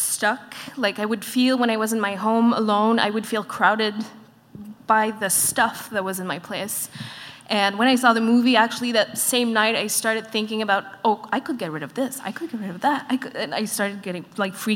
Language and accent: English; Montreal, Quebec, Canada; I'm from Montreal as well